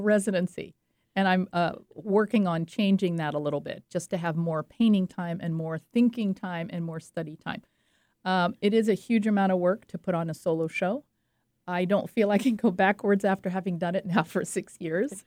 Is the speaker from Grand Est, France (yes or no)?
no; French Riviera, Provence-Alpes-Côte d'Azur, France; moved away; I grew up on the French Riviera, and that's what I know and that's what I paint. I loved it. I had a splendid childhood.